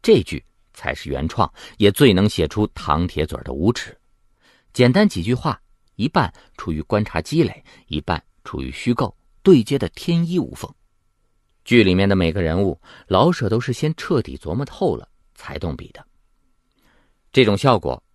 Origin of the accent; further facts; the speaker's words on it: China; 我们中国人感觉不到